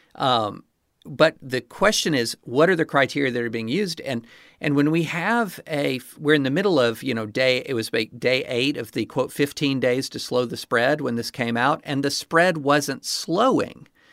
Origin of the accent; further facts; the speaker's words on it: Kentucky, United States; I did grow up just miles from the Bourbon Trail in Kentucky